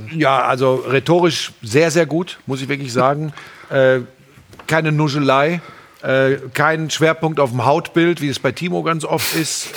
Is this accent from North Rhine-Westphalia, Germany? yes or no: yes; Hagen, North Rhine-Westphalia, Germany; Ich komme aus Hagen